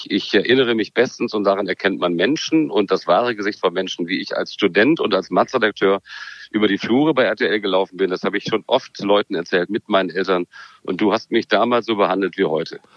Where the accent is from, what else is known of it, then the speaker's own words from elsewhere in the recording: Germany; aber ich trage die Maske natürlich vorbildlich trotzdem. Dafür sind wir Deutsche.